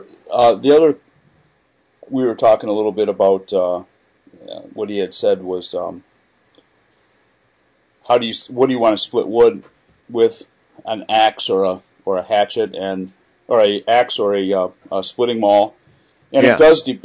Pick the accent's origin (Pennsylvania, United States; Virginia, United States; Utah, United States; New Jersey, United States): New Jersey, United States; Bayonne; One, Bayonne, New Jersey, my hometown. Ironically, I believe their rifles are illegal to buy here in New Jersey.